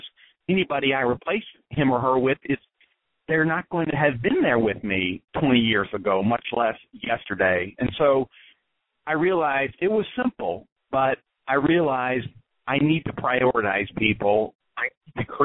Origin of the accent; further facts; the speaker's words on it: Texas, United States; moved away as an adult; also born or lived in West Point, New York; I was born and raised in Texas